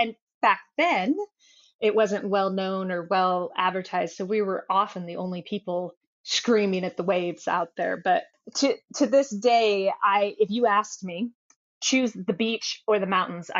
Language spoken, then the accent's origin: English; Oregon, United States; So he's from Washington State. I'm from Oregon.